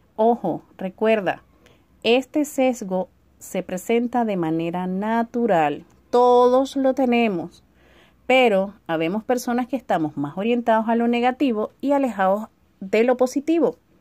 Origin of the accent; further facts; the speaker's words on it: Venezuela; moved away as an adult; now in Chile; hace tres años tuve la idea de emigrar de mi país de mi país natal en Venezuela